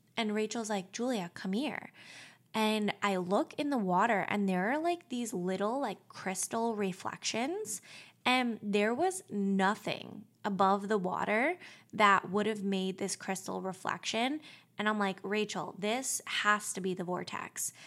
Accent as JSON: {"language": "English", "area": "Long Island", "region": "New York", "country": "United States", "tie": "born or raised there", "lives_now": "New York City, United States", "said": "I grew up in Long Island."}